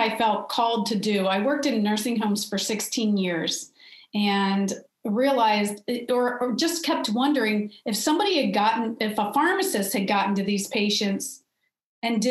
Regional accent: Cincinnati, Ohio, United States; I'm from Cincinnati, Ohio

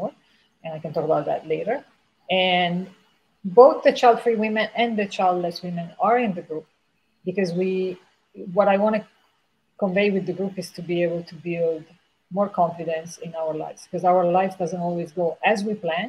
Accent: Italy; I'm from Italy

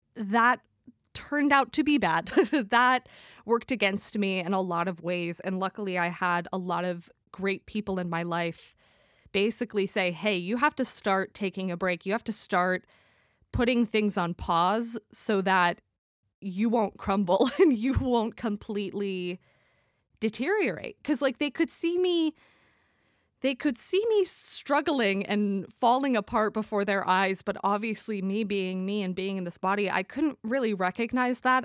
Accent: United States; also born or lived in London; I'm obviously from the United States

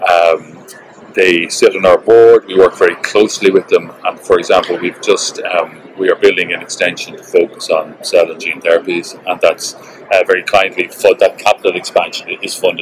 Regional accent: Ireland

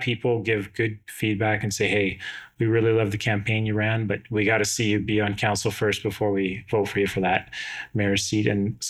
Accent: West Kelowna, British Columbia, Canada; I grew up in West Kelowna, or the West Side at the time.

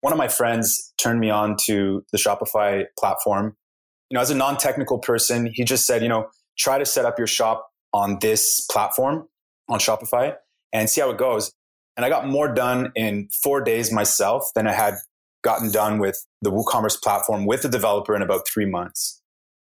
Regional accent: Canada; also born or lived in Montreal; I'm from Canada.

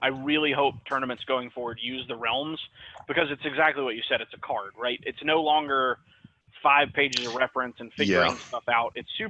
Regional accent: Memphis, Tennessee, United States; Bro, I'm from Memphis, Tennessee.

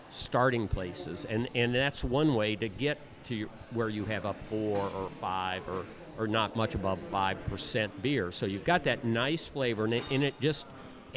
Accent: Midwest, United States; accent: Midwest; that's my Midwest accent

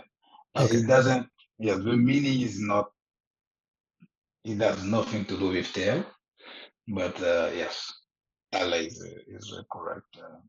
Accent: Côte d’Ivoire; moved away as an adult; also born or lived in Morocco / India; now in Canada; I'm from Ivory Coast. I was born in Ivory Coast. And from the age of around 20, I started going abroad for studies, first in Morocco

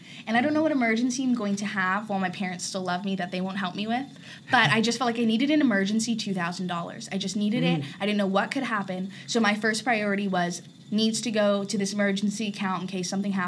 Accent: Arizona, United States; moved away; also born or lived in Orange County, California; I'm from Arizona

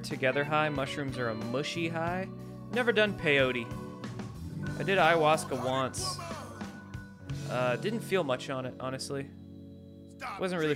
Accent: Washington, United States; I grew up in Washington

